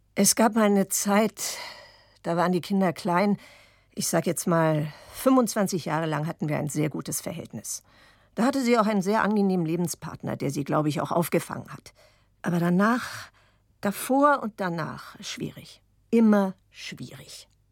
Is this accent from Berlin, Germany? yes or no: yes; Berlin, Germany; also born or lived in Basel, Switzerland; deswegen bin ich ja auch in Basel geboren weil die gesagt hat, nichts wird hier weggemacht, das Kind kommt auf die Welt. Und hinterher, als wir dann nach Berlin zurückkamen